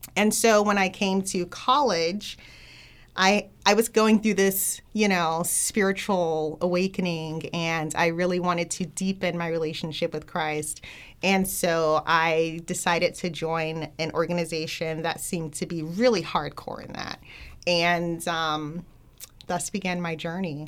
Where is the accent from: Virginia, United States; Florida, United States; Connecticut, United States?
Florida, United States; Miami; I grew up in the Black Baptist Church, um, from Miami